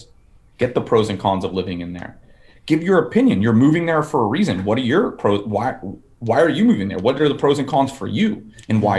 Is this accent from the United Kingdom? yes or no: no; Fort Lauderdale, Florida, United States; now in Nashville, United States; I'm from Fort Lauderdale